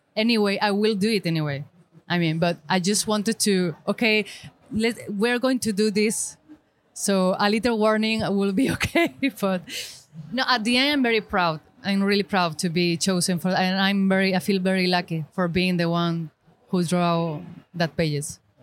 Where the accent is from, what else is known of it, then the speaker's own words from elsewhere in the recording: Granada, Andalusia, Spain; English is a second language; I'm from Spain, Granada, South Spain